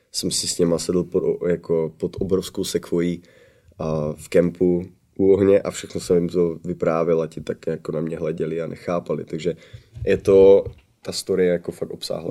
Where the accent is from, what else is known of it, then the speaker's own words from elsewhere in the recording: Czechia; moved away as an adult; now in United States; já jsem uh, jako kdyby trvalý rezident USA, takže jsem stabilně, jako jsem Čech